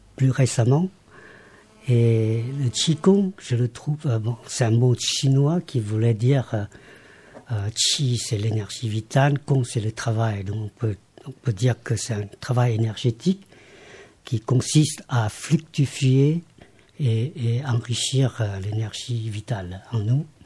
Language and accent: French; Laos; moved away as an adult; now in France; je suis né au Laos, je rappelle que j'ai quand même grandi jusqu'à euh, l'école secondaire, jusqu'au bac